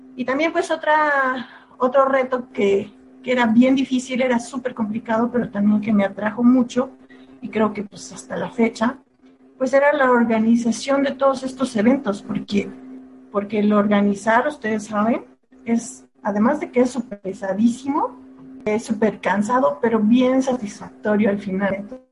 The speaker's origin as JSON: {"language": "Spanish", "town": "Guelatao", "region": "Oaxaca", "country": "Mexico", "tie": "born or raised there", "moved": "as an adult", "said": "yo salí de, pues de mi pueblo, allá en Oaxaca. ya soy de, de Guelatao"}